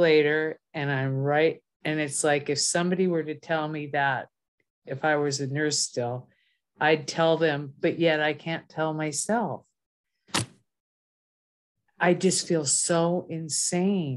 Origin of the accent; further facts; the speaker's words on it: Minnesota, United States; moved away; I'm originally from Minnesota.